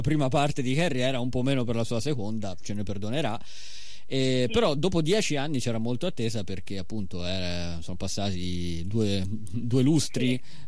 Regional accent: Florence, Tuscany, Italy; anch'io sono di Fiorentino

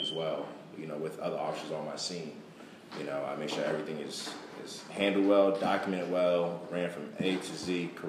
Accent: Jersey City, New Jersey, United States; I come from Jersey City, New Jersey, which is right outside of Newark, New Jersey

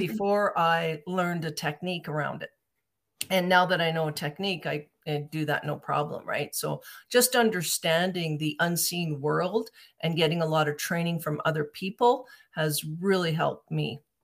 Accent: Calgary, Alberta, Canada; I'm from Calgary, Alberta, and I, I hooked up with a group here in Calgary

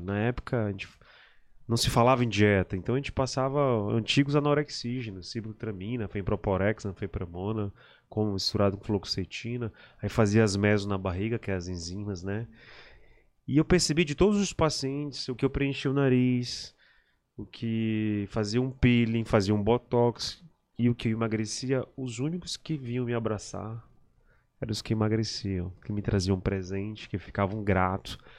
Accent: São Luís, Maranhão, Brazil; also born or lived in Belém, Pará, Brazil; eu nasci em Belém e pequeno, quando eu era bem pequeno, antes de, de, de ficar escolar, meu pai foi transferido, meu pai era técnico da Eletronorte, ele foi transferido de Belém para cá, para São Luís.

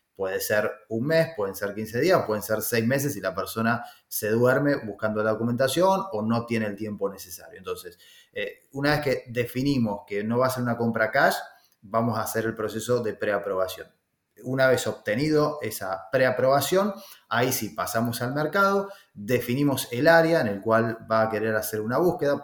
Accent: Argentina; accent: Argentine; moved away as an adult; also born or lived in Florida, United States; now in United States; vengo de Argentina como mi este, forma de hablar lo indica. Ya hace varios años que vivo aquí en Estados Unidos.

